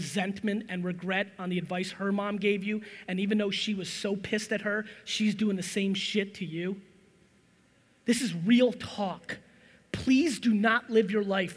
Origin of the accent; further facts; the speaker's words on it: New Jersey, United States; also born or lived in Soviet Union; I'm from Jersey. This is how I talk.